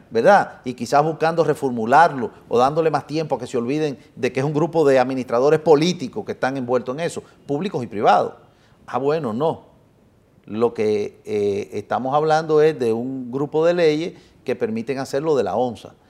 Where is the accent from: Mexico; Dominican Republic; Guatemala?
Dominican Republic; born or raised there; also born or lived in Italy